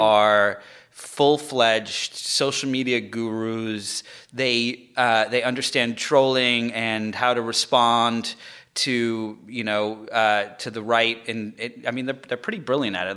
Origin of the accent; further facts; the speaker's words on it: England, United Kingdom; moved away; I'm not from America. I'm, I was born in England